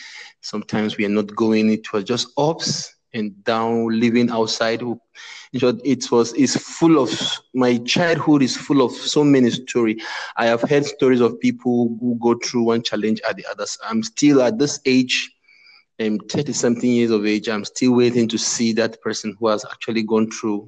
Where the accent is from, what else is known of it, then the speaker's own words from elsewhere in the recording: Northern Nigeria, Nigeria; I am from Nigeria. I'm from the eastern part of the country, but I grew up in the northern part of the country.